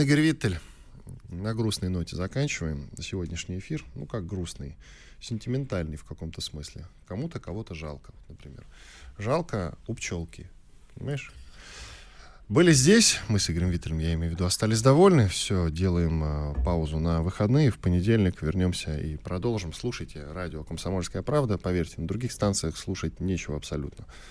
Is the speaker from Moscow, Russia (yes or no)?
yes; Moscow, Russia; мы с тобой москвичи